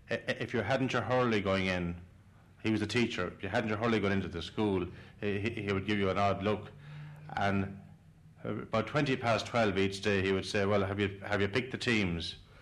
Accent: Waterford, Munster, Ireland; I was brought up on Ferrybank, which is a kind of a Polish corridor of hurling.

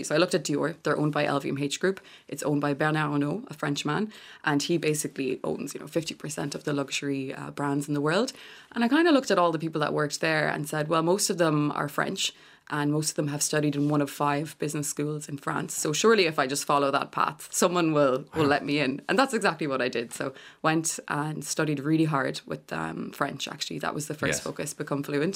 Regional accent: Galway, Connacht, Ireland; moved away; also born or lived in Paris; I'm from Galway.

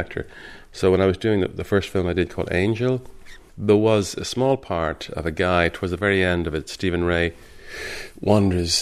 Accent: Dublin, Leinster, Ireland; I'm from Dublin

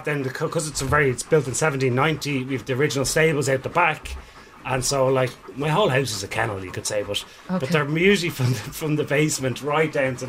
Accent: Dublin, Leinster, Ireland; moved away as an adult; now in Kells, Ireland; I'm originally from Dublin, but moved to Kells, County Meath, and bought a Georgian house down there.

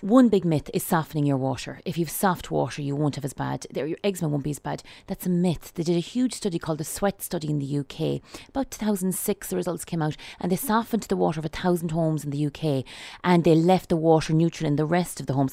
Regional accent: Sligo, Connacht, Ireland; I'm from Sligo

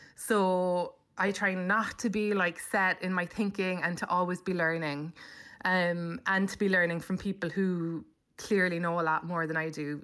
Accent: Cobh, Munster, Ireland; moved away as an adult; also born or lived in London; now in New York, United States; I grew up in Cove

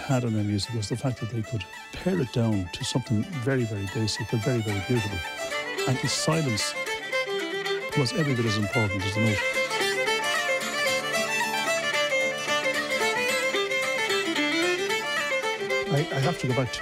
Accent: Dublin, Leinster, Ireland; I'm from Dublin

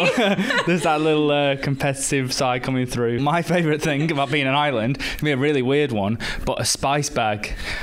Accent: Manchester, North West England, United Kingdom; I'm originally from Manchester in the UK.

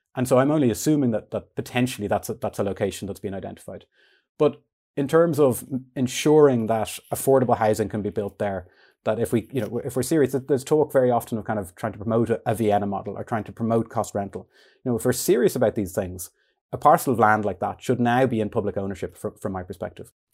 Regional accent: Dún Laoghaire, Leinster, Ireland; I grew up in Dunleary, um, in kind of the centre of the town

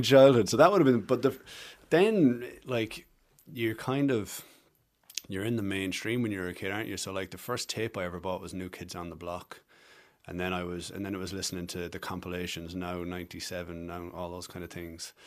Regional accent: Passage West, Munster, Ireland; born or raised there; accent: Irish; also born or lived in Camberwell, London, England / Galway, Ireland / Cork, Ireland

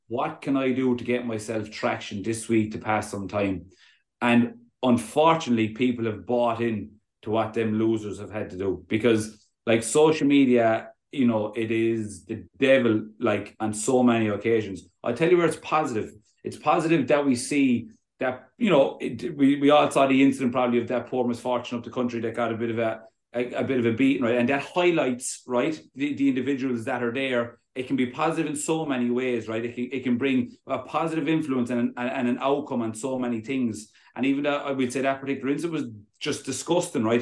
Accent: Limerick, Munster, Ireland; I'm from Limerick.

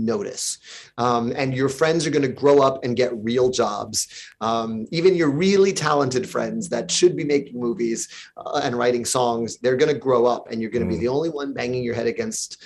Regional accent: New York, United States; in my hometown, just a few hundred blocks downtown from where I lived

